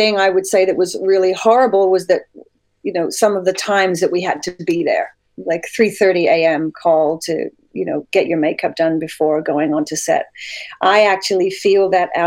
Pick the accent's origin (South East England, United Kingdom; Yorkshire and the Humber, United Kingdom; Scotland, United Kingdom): South East England, United Kingdom; Sittingbourne; accent: hybrid Canadian-British; moved away as an adult; now in Canada; I was raised in Sittingbourne, which is like, I believe it's one or two train stops from Raynham